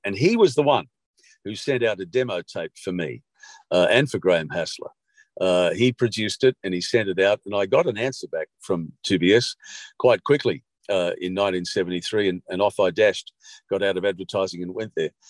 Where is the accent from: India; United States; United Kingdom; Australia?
Australia; Sydney, New South Wales; moved away as an adult; also born or lived in Bathurst; I'm a kid from Bondi.